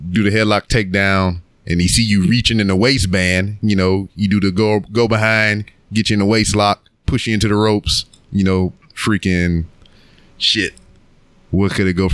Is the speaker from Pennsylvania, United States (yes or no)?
yes; Philadelphia, Pennsylvania, United States; I'm from Philly.